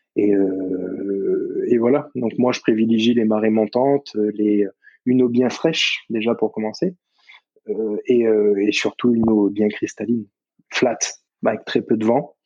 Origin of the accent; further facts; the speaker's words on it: Nouméa, South Province, New Caledonia; toute ma vie, j'ai grandi sur Nouméa